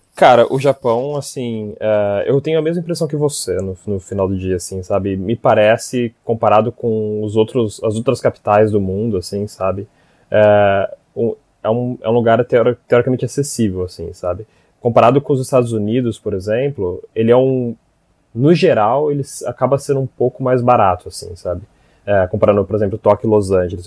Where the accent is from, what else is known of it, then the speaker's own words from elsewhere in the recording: Brazil; now in Japan; sendo brasileiros